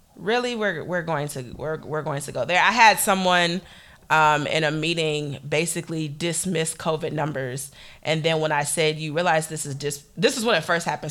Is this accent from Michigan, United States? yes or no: yes; Detroit, Michigan, United States; I'm from Detroit